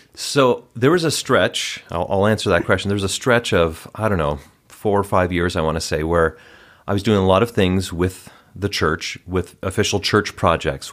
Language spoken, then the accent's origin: English; Wauwatosa, Wisconsin, United States; moved away as an adult; also born or lived in Cincinnati, Ohio; now in Utah, United States; I grew up in Wisconsin